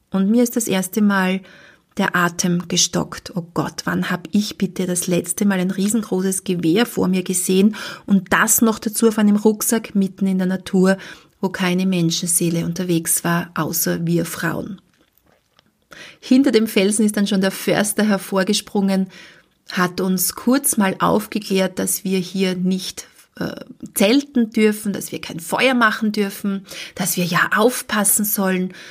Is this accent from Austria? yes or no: yes; Austria; ich bin in Österreich zu Hause. Das sind ganz normale Höhen bei uns in Österreich